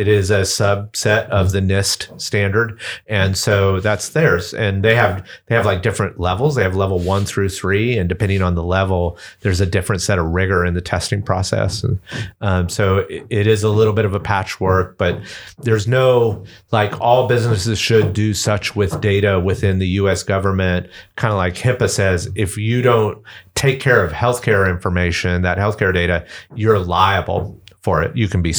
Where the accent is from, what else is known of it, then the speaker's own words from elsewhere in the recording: Atlanta, Georgia, United States; accent: Southern; So if you can't tell from my Southern accent, I'm from Atlanta. That's where I grew up.